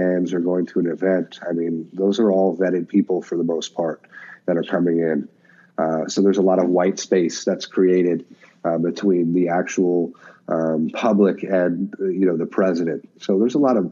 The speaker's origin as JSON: {"language": "English", "region": "Alaska", "country": "United States", "tie": "born or raised there", "said": "I grew up in Alaska"}